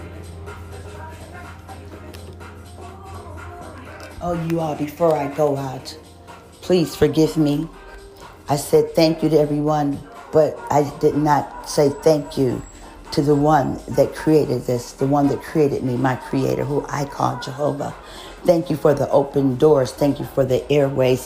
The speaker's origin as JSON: {"language": "English", "town": "Cleveland", "region": "Ohio", "country": "United States", "tie": "born or raised there", "said": "in my hometown in Ohio, Cleveland especially, the skies are gray quite a bit"}